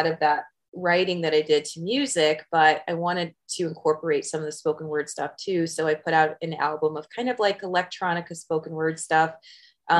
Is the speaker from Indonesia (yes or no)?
no; California, United States; moved away as an adult; also born or lived in Midwest / San Diego / Los Angeles / Bay Area; now in Las Vegas, United States; I tell people I grew up in California because I lived there for so long. I was born in the Midwest, but I moved to California at a fairly young age